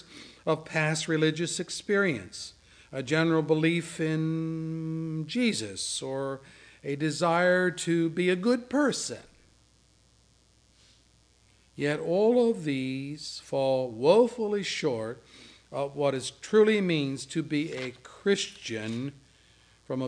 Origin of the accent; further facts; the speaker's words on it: Williamsport, Pennsylvania, United States; moved away; I used to work for a chemical company in Williamsport, my hometown.